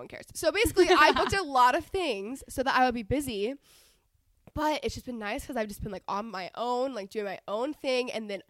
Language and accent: English; Texas, United States; now in Los Angeles, United States; I'm 22. I'm from Texas. I live in LA, but I just got a place in Texas, so I'm about to live in both places.